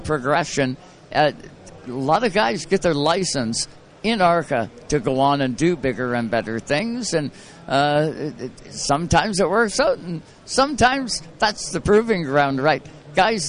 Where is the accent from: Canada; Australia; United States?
Canada; I'm from Canada.